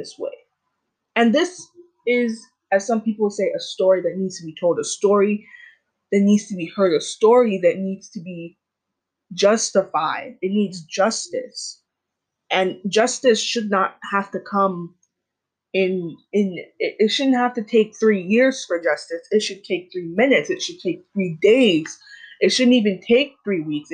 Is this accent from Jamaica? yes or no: yes; Jamaica; I am Black, I'm Jamaican